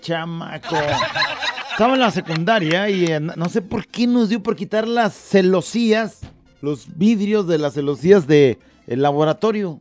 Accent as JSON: {"language": "Spanish", "town": "Tala", "region": "Jalisco", "country": "Mexico", "said": "nosotros somos de Tala, ¿no? De ahí, Tala, Jalisco."}